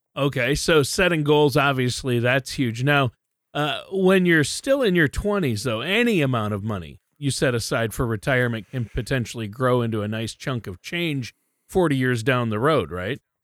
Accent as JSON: {"language": "English", "region": "Minnesota", "country": "United States", "tie": "born or raised there", "also_born_or_lived": "Southern California", "moved": "yes", "said": "I grew up in Minnesota"}